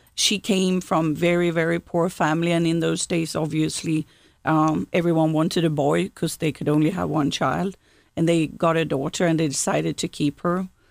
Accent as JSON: {"language": "English", "town": "Gothenburg", "region": "Västra Götaland", "country": "Sweden", "tie": "born or raised there", "moved": "yes", "lives_now": "South Carolina, United States", "said": "I grew up in Sweden's second largest city, Gothenburg"}